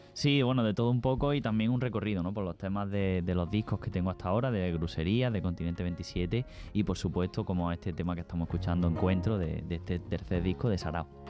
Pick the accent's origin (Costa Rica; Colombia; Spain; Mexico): Spain; Jaén, Andalusia; somos los andaluces